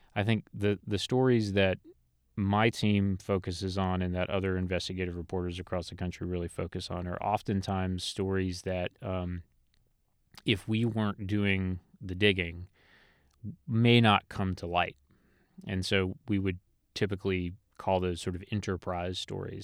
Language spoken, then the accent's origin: English; Elizabeth City, North Carolina, United States; I'm a North Carolina native. I was born in Elizabeth City, North Carolina